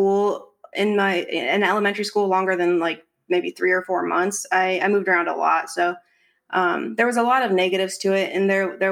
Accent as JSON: {"language": "English", "region": "Arizona", "country": "United States", "moved": "yes", "lives_now": "California, United States", "said": "I'm from Arizona and I moved to California about 7 years ago"}